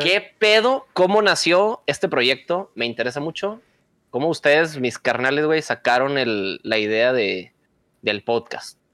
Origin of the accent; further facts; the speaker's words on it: Monterrey, Nuevo León, Mexico; Tengo 28 años. Eh, soy de Monterrey.